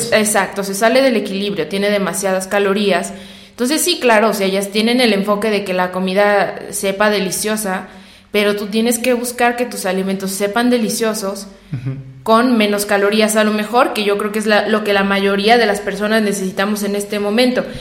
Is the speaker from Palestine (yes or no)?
no; San Luis Potosí, Mexico; nosotros somos de San Luis Potosí